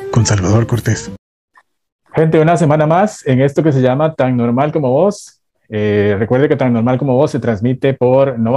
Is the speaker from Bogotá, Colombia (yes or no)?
yes; Bogotá, Colombia; now in New York, United States; Soy de Bogotá, Colombia. De Bogotá.